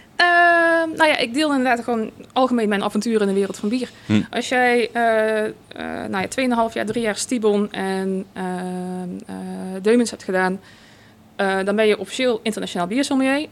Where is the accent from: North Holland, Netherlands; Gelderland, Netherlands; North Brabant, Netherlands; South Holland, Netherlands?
North Brabant, Netherlands; als Brabander, volgens mij kom je gewoon bijna standaard in de Efteling als kind zijn.